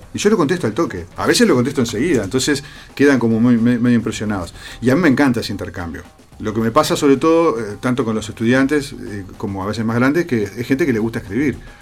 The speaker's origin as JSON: {"language": "Spanish", "area": "Costa de Oro", "region": "Canelones", "country": "Uruguay", "said": "yo soy de la Costa de Oro"}